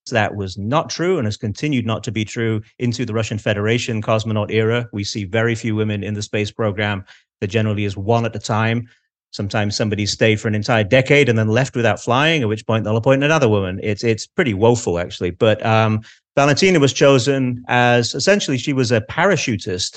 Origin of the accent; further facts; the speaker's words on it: Manchester, North West England, United Kingdom; accent: Manchester; my Manchester accent